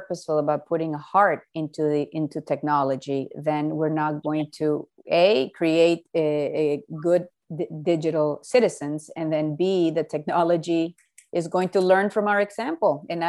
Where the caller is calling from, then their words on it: Miami, Florida, United States; No. We're in Miami.